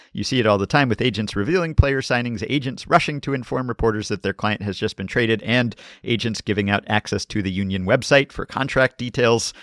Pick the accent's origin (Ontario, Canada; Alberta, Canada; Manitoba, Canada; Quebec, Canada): Quebec, Canada; Montreal; As a kid growing up in Montreal